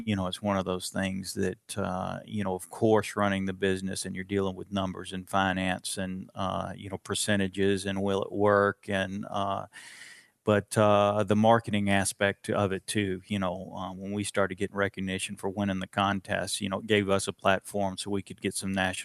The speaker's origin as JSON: {"language": "English", "town": "Florence", "region": "Alabama", "country": "United States", "tie": "born or raised there", "said": "I grew up in Florence, Alabama, and that is still North Alabama"}